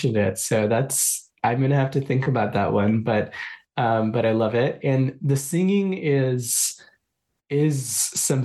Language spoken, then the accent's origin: English; Kolkata, West Bengal, India; moved away; growing up in Calcutta